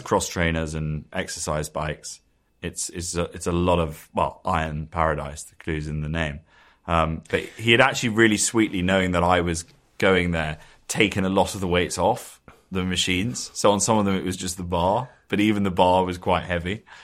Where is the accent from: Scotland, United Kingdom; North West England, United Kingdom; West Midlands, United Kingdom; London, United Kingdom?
London, United Kingdom; We sort of grew up in the same area